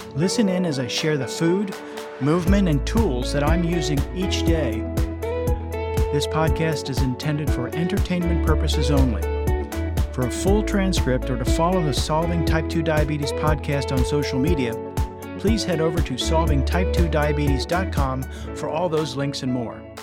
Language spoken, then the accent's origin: English; Lebanon County, Pennsylvania, United States; nearby my hometown, It's in Lebanon County, Pennsylvania